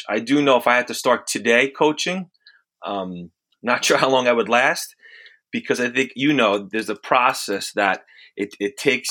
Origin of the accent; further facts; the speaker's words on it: the suburbs of New York, United States; also born or lived in Italy / Bronx, New York; I was born in Italy, came here when I was a couple years old, started in the Bronx. And then from there, we moved to the suburbs